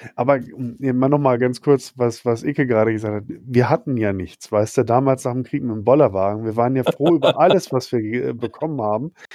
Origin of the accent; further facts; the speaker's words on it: Schwerte, North Rhine-Westphalia, Germany; in meiner Heimatstadt, wo ich aufgewachsen bin, in Schwerte bei Dortmund